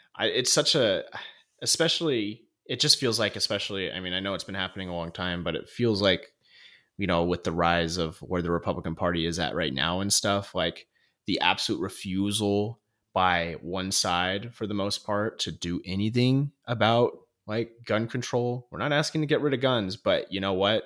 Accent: North Idaho, United States; growing up in North Idaho, like, everyone has a gun

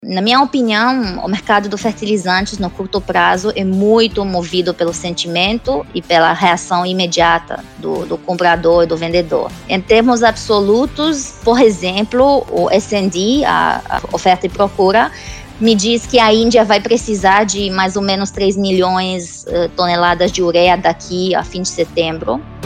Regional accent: Romania; Portuguese is a second language; moved away as an adult; now in London, United Kingdom; Eu não sou da, da Inglaterra, né? Eu sou da Romênia, que é país do leste europeu

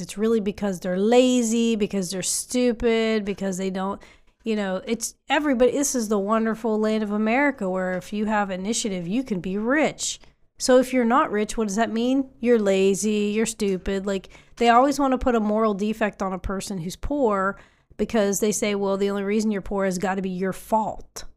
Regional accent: West Virginia, United States; I'm from West Virginia.

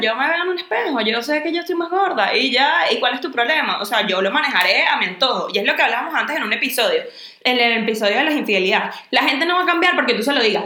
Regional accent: Venezuela; now in Spain; nosotros las tres somos venezolanas

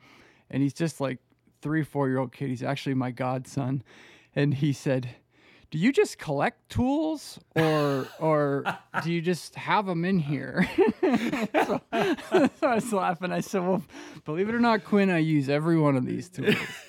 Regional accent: Pennsylvania, United States; growing up in Pennsylvania, you still see the skeletons of it everywhere, right? You know, Pittsburgh is just littered with old steel mills.

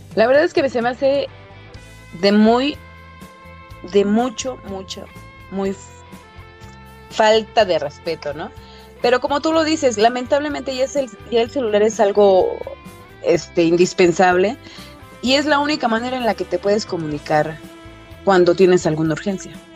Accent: Mexico City, Mexico; Soy de Cuautepec, Barrio Alto, del, del, del norte de la Ciudad de México

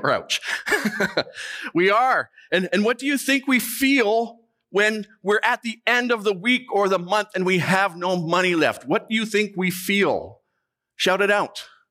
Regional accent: Canada; we are Canadian

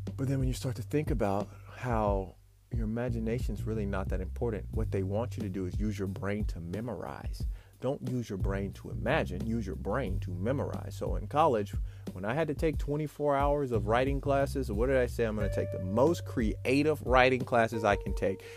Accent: Memphis, Tennessee, United States; growing up in Memphis, Tennessee

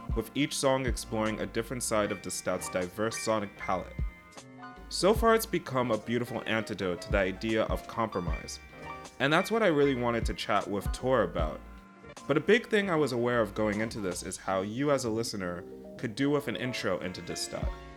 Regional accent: United States; also born or lived in United Kingdom / Netherlands; I'm American, but I've spent a lot of time in the U K and also in, uh, the Netherlands

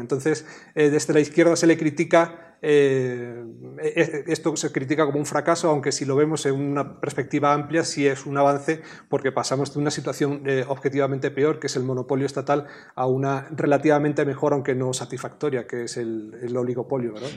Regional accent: Spain; yo vengo de España

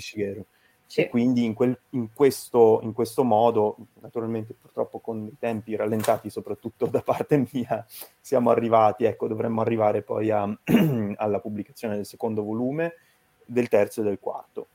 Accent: Turin, Piedmont, Italy; also born or lived in Venice; io sono appunto originario di Torino

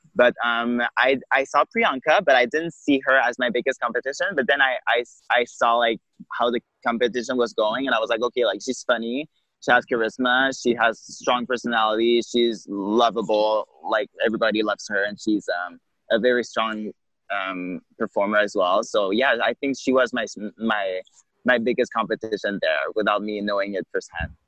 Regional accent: Quebec City, Quebec, Canada; now in Montreal, Canada; I'm from Quebec City

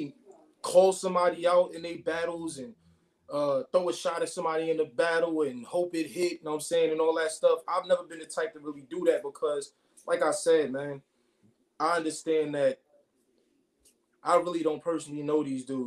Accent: Brooklyn, New York, United States; I'm from Brooklyn

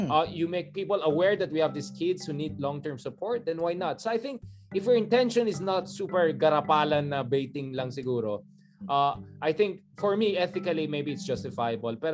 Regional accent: Philippines; bilang isang Pilipino

